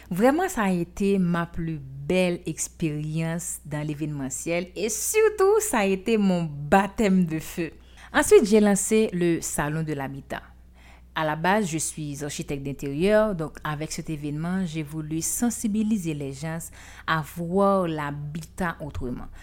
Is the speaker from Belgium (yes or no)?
no; Haiti; je suis haïtienne.